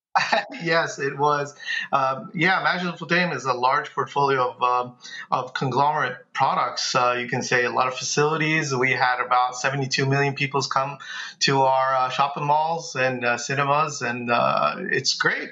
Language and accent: English; New York City, New York, United States; now in Dallas, United States; I'm from Bay Ridge.